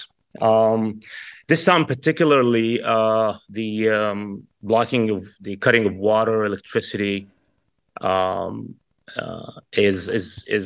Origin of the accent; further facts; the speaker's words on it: Kuwait; now in California, United States; I was born and raised in Kuwait, as many Palestinians who was evicted of our homeland